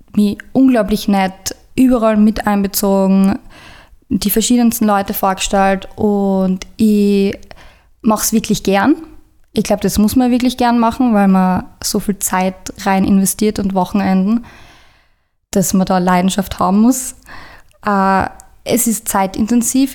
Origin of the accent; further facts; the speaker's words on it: Eibiswald, Styria, Austria; Ich bin ursprünglich aus Eibiswald